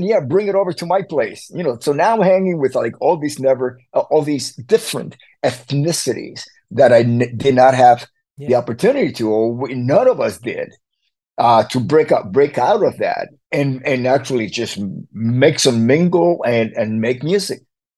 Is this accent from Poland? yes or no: no; Havana, Cuba; When I was growing up in Havana, it was all mixed. Everybody lived together. We're all Cubans.